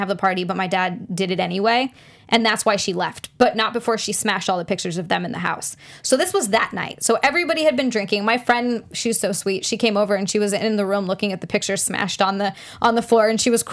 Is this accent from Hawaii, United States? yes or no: yes; Hawaii, United States; I grew up in Hawaii where, like, oh, there's either a bunch of Asian or, like, Pacific Islander